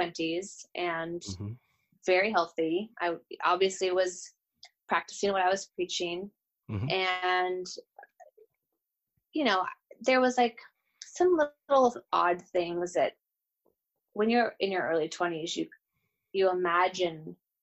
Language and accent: English; Bozeman, Montana, United States; also born or lived in Gilbert, Arizona / New York / Nashville, Tennessee; now in Los Angeles, United States; So I would say of all those places, I'm from Bozeman, Montana. I think that's where I really would consider the space and the place that I grew up in and really spent my formative years.